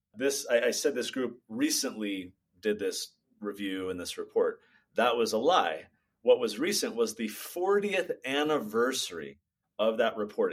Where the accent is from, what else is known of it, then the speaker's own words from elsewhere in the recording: California, United States; I grew up in California